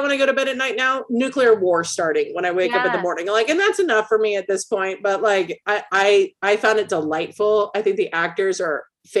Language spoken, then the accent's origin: English; California, United States